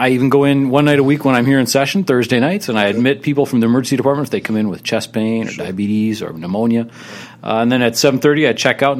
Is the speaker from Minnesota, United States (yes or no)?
yes; St. Paul, Minnesota, United States; I grew up in St. Paul, right in Highland Park.